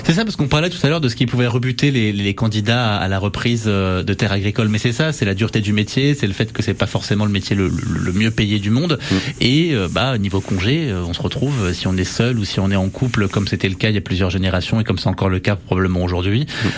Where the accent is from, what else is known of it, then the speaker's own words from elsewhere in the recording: Berry, Centre-Val de Loire, France; chez nous dans le Berry